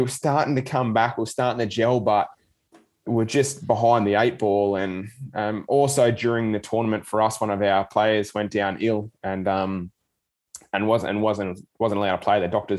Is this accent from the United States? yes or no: no; Australia; as an Australian Paralympic team, we were allowed and granted from the Australian government to be able to fly over to the Tokyo Games